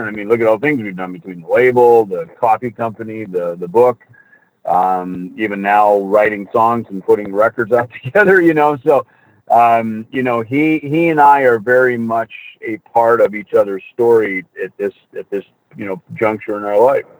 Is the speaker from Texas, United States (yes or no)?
no; Jackson, Minnesota, United States; also born or lived in Hollywood; now in Scottsdale, United States; I grew up on a farm in Minnesota, Jackson, Minnesota